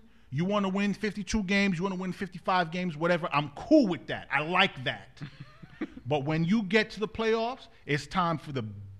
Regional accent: Hempstead, New York, United States; I grew up in Hempstead, man.

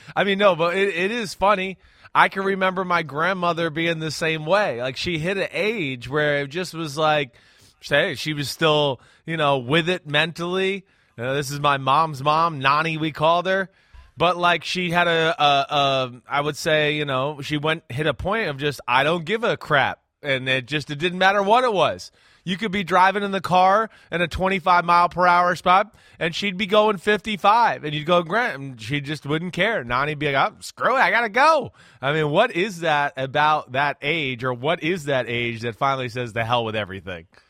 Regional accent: New Jersey, United States; I'm from New Jersey like Kyrie Irving

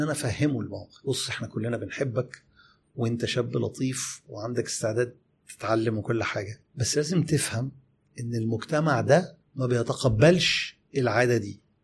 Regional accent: Egypt; إحنا كمصريين

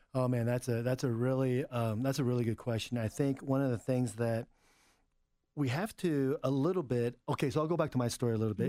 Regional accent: United States; also born or lived in Suwon, South Korea; I'm pretty American. I identify as, uh, as an American

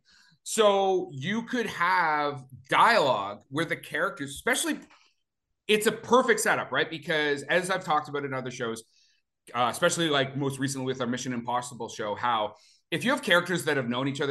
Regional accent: Alberta, Canada; I was born in Alberta

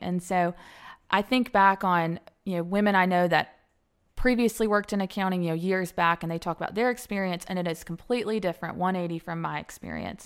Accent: Alabama, United States; moved away as an adult; also born or lived in Atlanta / Cobb County; Born and raised in Alabama, graduate of Alabama

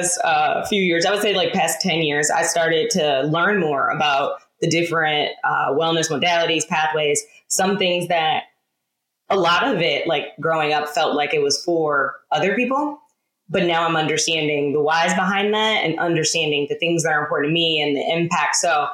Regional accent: Detroit, Michigan, United States; moved away as an adult; now in Charlotte, United States; I'm originally from Detroit, born and raised, turned domestic nomad.

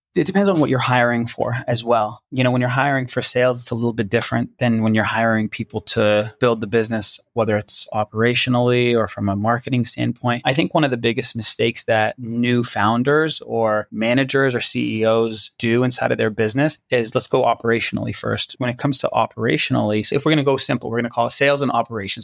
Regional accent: Toronto, Ontario, Canada; moved away; I'm originally from Toronto, Canada, so my family lived in Toronto

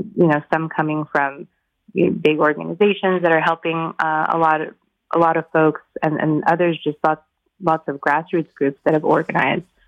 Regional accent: Kyiv, Ukraine; moved away; also born or lived in San Francisco; I was born in Kyiv myself, and I emigrated in 1989 as a refugee from the Soviet Union to San Francisco

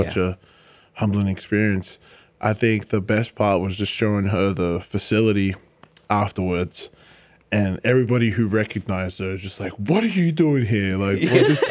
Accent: Australia; moved away as an adult; now in Philadelphia, United States; Where I grew up in Australia

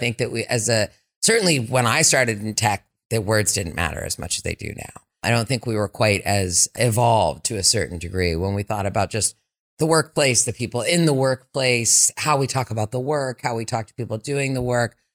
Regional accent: Berkeley, California, United States; also born or lived in West Africa; I grew up here in Berkeley, so I came home to my hometown

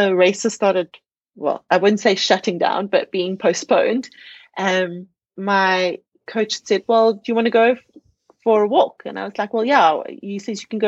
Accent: South Africa; being a South African on South African soil

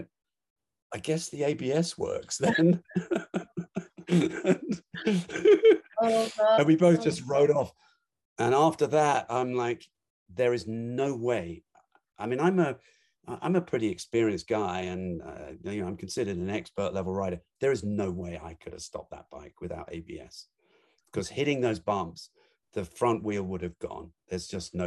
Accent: London, United Kingdom; I grew up in London

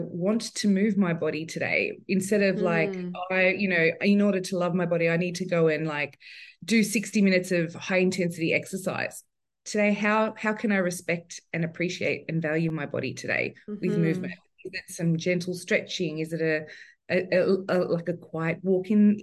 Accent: Sydney, New South Wales, Australia; I'm from Sydney. New South Wales.

